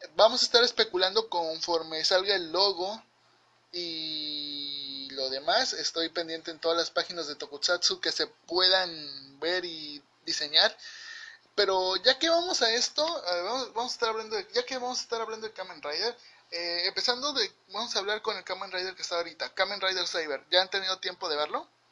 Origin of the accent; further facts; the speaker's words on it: Mexico; yo como mexicano